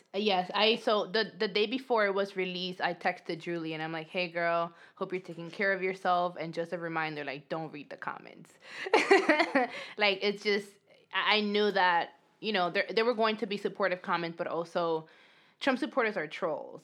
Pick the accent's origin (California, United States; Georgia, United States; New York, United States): New York, United States; New York City; accent: New York accent; Dominican speaking English accent; English is a second language; moved away as an adult; also born or lived in Dominican Republic; now in Los Angeles, United States; I grew up undocumented um, in New York